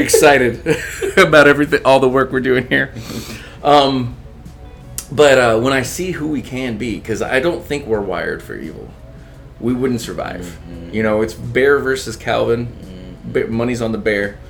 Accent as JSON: {"language": "English", "region": "Texas", "country": "United States", "tie": "born or raised there", "said": "I grew up in Texas, I grew up in a barrio neighborhood"}